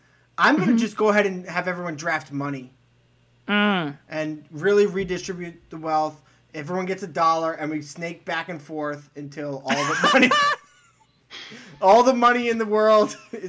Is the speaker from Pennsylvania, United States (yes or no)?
no; Arkansas, United States; I'm from Northwest, West, Northwest Arkansas.